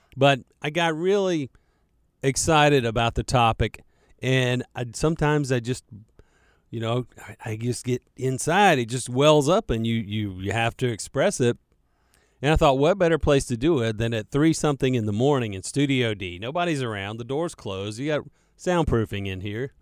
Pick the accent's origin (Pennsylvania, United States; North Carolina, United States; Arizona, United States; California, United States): North Carolina, United States; Charlotte; accent: western Mecklenburg County drawl; I was raised right here in Charlotte. I'm a Charlotte native.